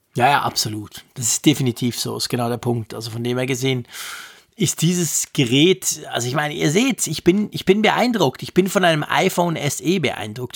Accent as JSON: {"language": "German", "country": "Switzerland", "said": "bei uns in der Schweiz"}